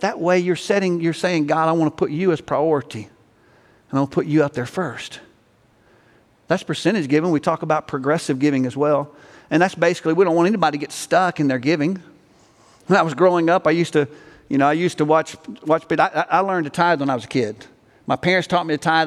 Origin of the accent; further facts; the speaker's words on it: Alabama, United States; now in Texas, United States; I'm from Alabama